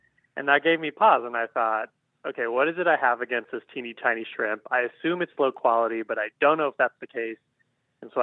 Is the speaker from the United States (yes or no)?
yes; Portland, Oregon, United States; I am from Portland, Oregon.